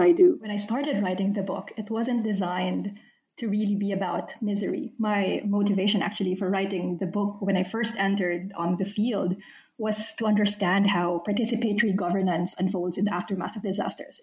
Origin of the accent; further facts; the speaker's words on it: Philippines; moved away as an adult; also born or lived in United States / United Kingdom / Australia; now in Canberra, Australia; I was born and raised in the Philippines, but I've spent my adult life living elsewhere in the US, in the UK, and now Australia.